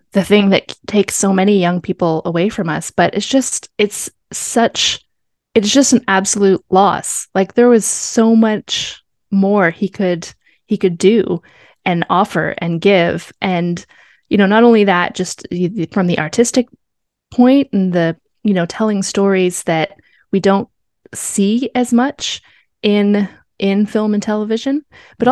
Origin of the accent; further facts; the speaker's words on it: Canada; we are Canadian